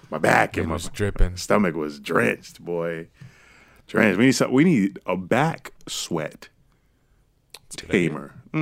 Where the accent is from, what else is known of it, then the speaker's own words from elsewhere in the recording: India; I'm an Indian woman.